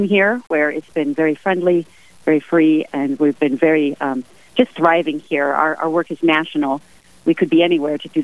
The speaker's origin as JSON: {"language": "English", "region": "New Mexico", "country": "United States", "tie": "born or raised there", "also_born_or_lived": "New Jersey / Seattle, Washington", "moved": "yes", "lives_now": "Rapid City, United States", "said": "I was born in New Jersey, raised in New Mexico, and then was a young adult in Seattle"}